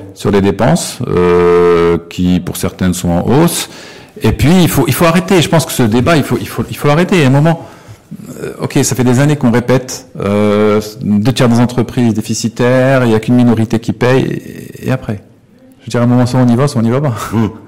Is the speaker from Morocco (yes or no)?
yes; Morocco; on est marocain